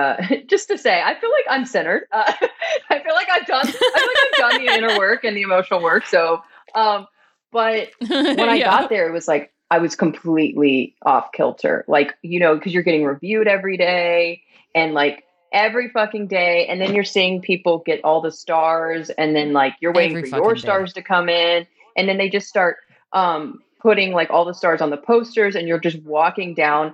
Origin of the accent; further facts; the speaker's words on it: Southern United States, United States; accent: Southern; I'm a Southern gay. I feel like now just being around y'all, like my Southern accent's coming out.